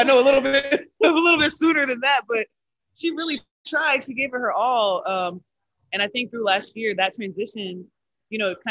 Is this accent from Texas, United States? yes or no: yes; Texas, United States; now in Los Angeles, United States; we're both from Texas